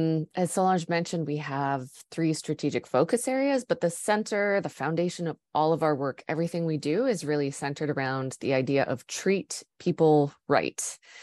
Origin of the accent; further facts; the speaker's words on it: Canada; now in Seattle, United States; I'm originally from Canada, but I'm speaking with you today from Seattle in the United States.